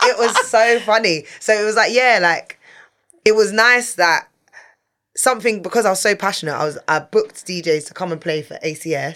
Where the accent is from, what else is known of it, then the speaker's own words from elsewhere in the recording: London, United Kingdom; I'm a girl from North London